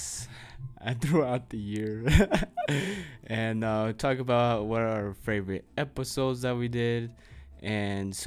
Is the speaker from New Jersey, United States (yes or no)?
no; Denver, Colorado, United States; moved away; in Denver. At that hotel, it was such a beautiful view, such a good vibe, and like it's my hometown